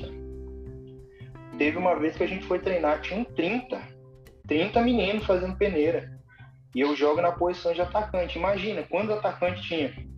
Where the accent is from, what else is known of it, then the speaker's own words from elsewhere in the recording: Lages, Santa Catarina, Brazil; moved away; eu sou natural de Santa Catarina, cara. sou de Lages.